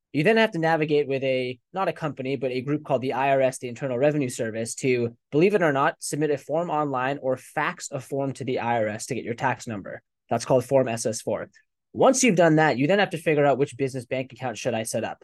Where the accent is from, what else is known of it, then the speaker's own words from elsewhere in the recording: United States; also born or lived in England / India (ancestry); when I was six years old, they decided to immigrate to the U S.